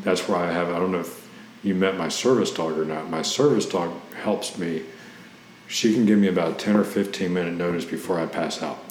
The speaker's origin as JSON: {"language": "English", "town": "Cincinnati", "region": "Ohio", "country": "United States", "moved": "as an adult", "lives_now": "Tampa, United States", "said": "originally, I'm from Cincinnati, Ohio"}